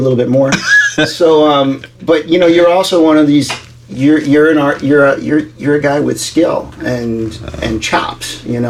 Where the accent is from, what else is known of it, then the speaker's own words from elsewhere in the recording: New York, United States; now in Los Angeles, United States; Right, I grew up in New York. I guess I got to start with that. Yeah, I grew up in New York. I lived in New York. I went to school in New York.